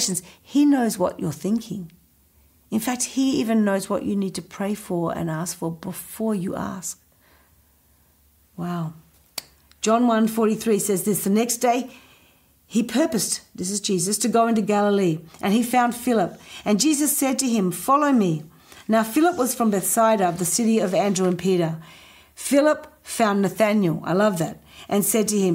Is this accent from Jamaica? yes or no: no; Adelaide, South Australia, Australia; moved away; also born or lived in Indonesia; growing up in Adelaide. He saw me move to Indonesia.